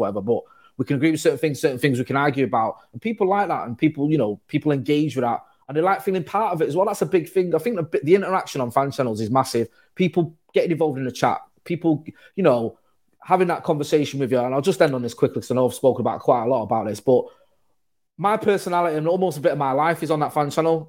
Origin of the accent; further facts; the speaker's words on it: Manchester, North West England, United Kingdom; I'm from Manchester.